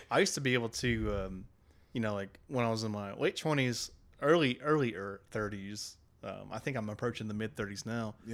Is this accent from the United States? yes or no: yes; Alaska, United States; I'm from Alaska